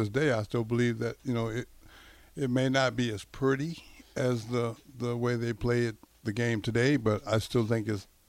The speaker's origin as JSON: {"language": "English", "region": "Texas", "country": "United States", "said": "like I'm from Texas."}